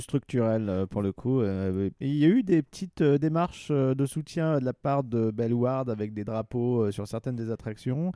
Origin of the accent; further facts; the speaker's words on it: Pas-de-Calais, Hauts-de-France, France; j'ai grandi dans le Pas-de-Calais